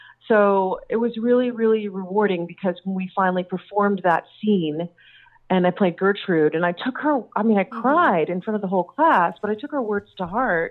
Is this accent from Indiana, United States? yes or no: no; Austin, Texas, United States; also born or lived in South Africa / London; I was born in South Africa, but I was mostly raised in Texas. We came back when I was little.